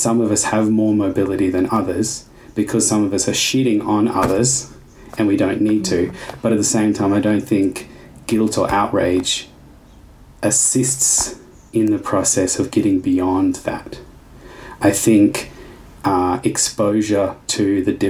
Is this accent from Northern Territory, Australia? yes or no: yes; Darwin, Northern Territory, Australia; now in Melbourne, Australia; I grew up in Darwin